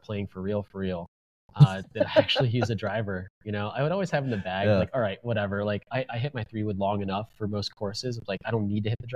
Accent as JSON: {"language": "English", "town": "Oldsmar", "region": "Florida", "country": "United States", "tie": "born or raised there", "said": "where I grew up in Oldsmar, Florida"}